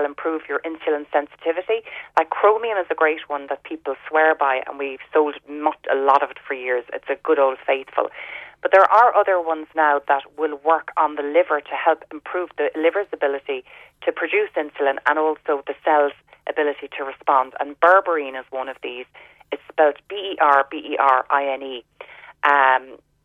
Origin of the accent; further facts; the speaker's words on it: Ireland; growing up in Ireland